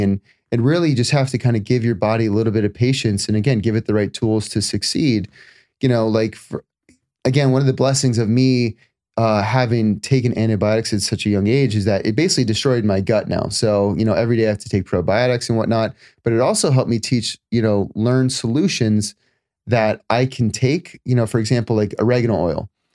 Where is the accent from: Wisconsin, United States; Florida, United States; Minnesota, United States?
Florida, United States; moved away as an adult; also born or lived in California; now in Los Angeles, United States; I spent, uh, the first twenty-five, twenty-seven years in Florida